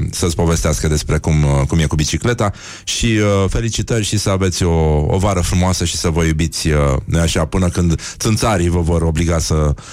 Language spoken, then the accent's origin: Romanian; Zalău, Sălaj County, Romania; sunt din Zalău, sunt din Zalău